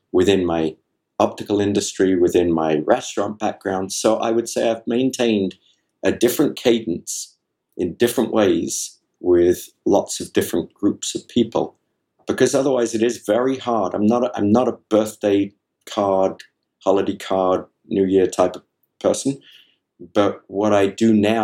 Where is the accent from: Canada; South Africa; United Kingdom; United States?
United Kingdom; England; I'm from England